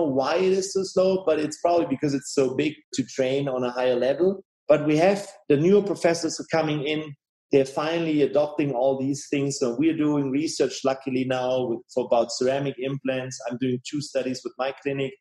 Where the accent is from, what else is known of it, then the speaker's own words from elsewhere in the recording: Tübingen, Baden-Württemberg, Germany; here in Tübingen, where I live